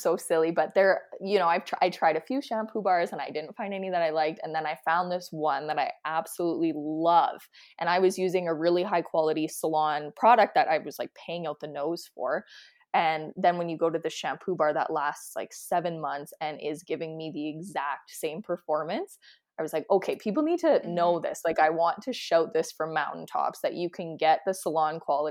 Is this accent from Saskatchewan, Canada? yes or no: yes; Saskatchewan, Canada; now in Calgary, Canada; I'm from Saskatchewan and my grandparents are Saskatchewan, like they were Saskatchewan homesteaders